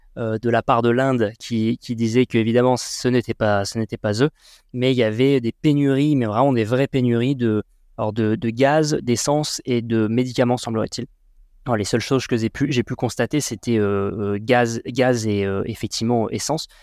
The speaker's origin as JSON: {"language": "French", "town": "Sarlat", "region": "Nouvelle-Aquitaine", "country": "France", "tie": "born or raised there", "also_born_or_lived": "Bordeaux", "said": "franco-tibétain né à Sarlat. J'ai grandi dans le Périgord noir jusqu'à mes 18 ans"}